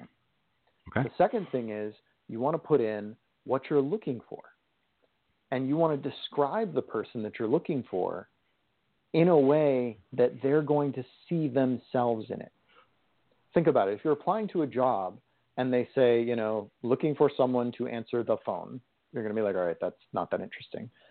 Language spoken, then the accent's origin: English; California, United States; I am from California